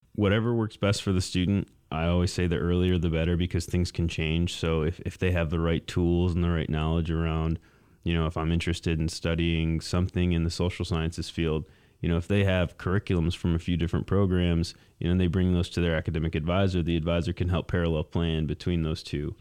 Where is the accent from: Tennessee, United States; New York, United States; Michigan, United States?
Michigan, United States; Mason; also born or lived in East Lansing, Michigan; I'm a Lansing native. I grew up in Mason, um, just about twenty miles south of here.